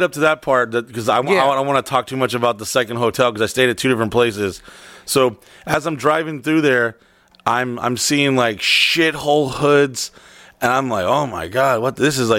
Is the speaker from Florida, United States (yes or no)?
yes; Florida, United States; Oh, from Florida.